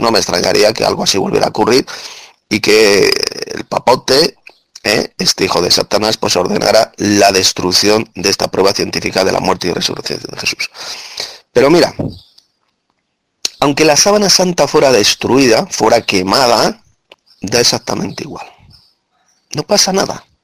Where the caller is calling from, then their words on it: Madrid, Community of Madrid, Spain; Hola hermano … de Madrid, España.